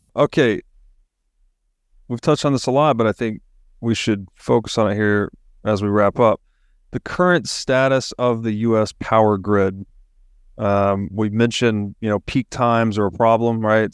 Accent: Chattanooga, Tennessee, United States; I grew up in Chattanooga, Tennessee

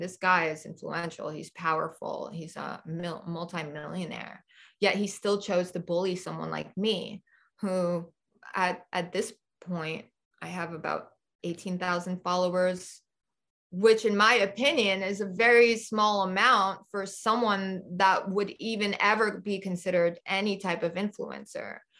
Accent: New York City, New York, United States; now in Nevada, United States; I grew up in New York City

